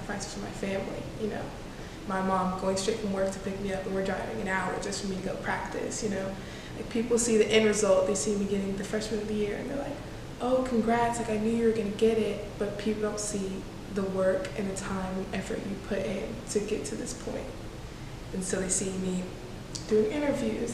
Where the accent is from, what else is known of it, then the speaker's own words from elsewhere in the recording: Austin, Texas, United States; now in Louisiana, United States; I'm from Austin, Texas